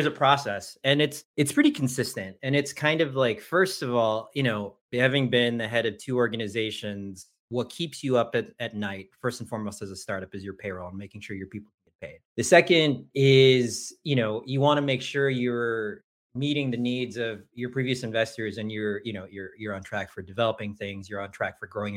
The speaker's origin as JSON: {"language": "English", "town": "Detroit", "region": "Michigan", "country": "United States", "tie": "born or raised there", "also_born_or_lived": "Leuven, Belgium / Bonn, Germany / Philippines (ancestry)", "said": "I grew up middle class in the Detroit area"}